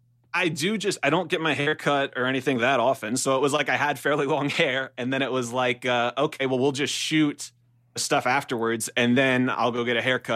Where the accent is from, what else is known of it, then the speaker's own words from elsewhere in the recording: Baton Rouge, Louisiana, United States; moved away as an adult; also born or lived in Los Angeles; now in North Hollywood, United States; So I'm from Baton Rouge, Louisiana.